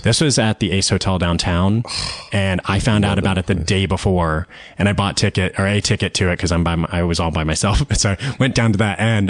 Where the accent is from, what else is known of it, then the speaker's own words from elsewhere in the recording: Austin, Texas, United States; I grew up in Austin, Texas